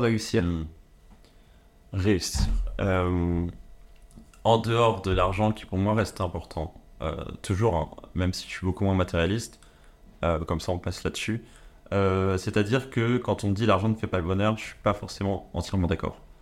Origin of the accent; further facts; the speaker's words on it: France; je suis français